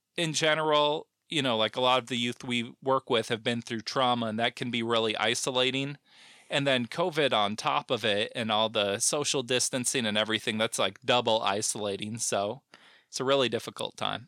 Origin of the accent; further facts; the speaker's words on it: South Bend, Indiana, United States; moved away as an adult; also born or lived in St. Louis, Missouri / Costa Mesa, California; now in Olympia, United States; I'm from Southman, Indiana. And I've kind of, you know, I was there till I was eighteen